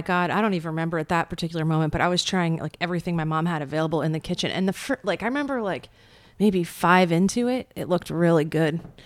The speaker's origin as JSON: {"language": "English", "region": "rural Pennsylvania", "country": "United States", "tie": "born or raised there", "said": "I was born in Pennsylvania, rural Pennsylvania."}